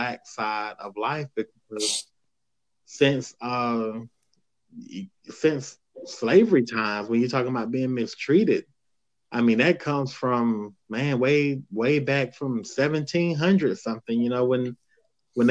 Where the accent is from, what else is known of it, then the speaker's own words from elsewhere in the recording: the South, United States; I grew up in the South